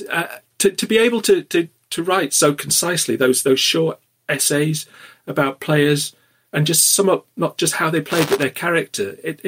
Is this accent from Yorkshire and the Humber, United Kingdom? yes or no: yes; Wakefield, Yorkshire and the Humber, United Kingdom; I'm from Wakefield, so, you know, not too far away